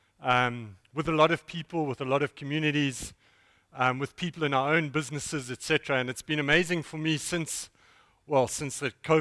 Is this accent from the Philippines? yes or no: no; East London, Eastern Cape, South Africa; I'm from East London